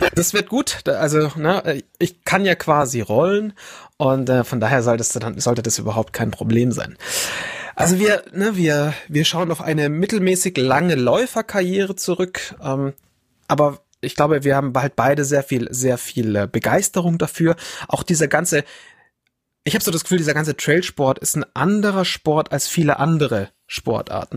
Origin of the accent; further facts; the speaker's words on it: Bavaria, Germany; also born or lived in Fürstenfeldbruck; ich bin der gebürtige Bayer und ich wohne weiter weg von den Bergen